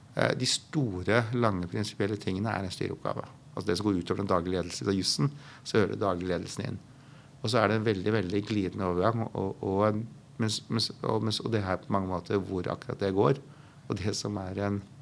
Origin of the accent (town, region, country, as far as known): Norway